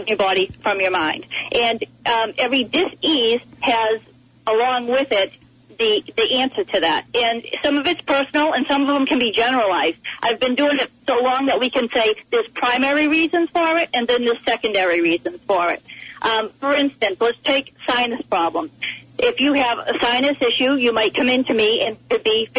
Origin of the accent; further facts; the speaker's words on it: East Coast, United States; I am from the East Coast